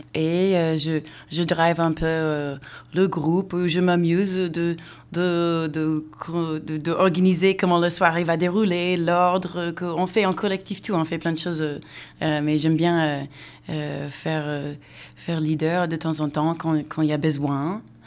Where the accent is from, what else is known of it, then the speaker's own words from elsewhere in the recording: United States; moved away; also born or lived in Seattle; Je viens des États-Unis